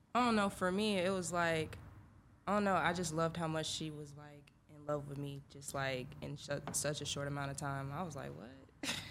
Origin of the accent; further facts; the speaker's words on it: Atlanta, Georgia, United States; also born or lived in Illinois; I'm from Atlanta. I moved there my sophomore year of high school